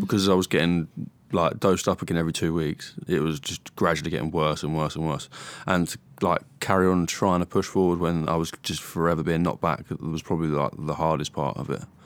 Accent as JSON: {"language": "English", "town": "Stevenage", "region": "East of England", "country": "United Kingdom", "tie": "born or raised there", "said": "I was born in Stevenage, Hertfordshire."}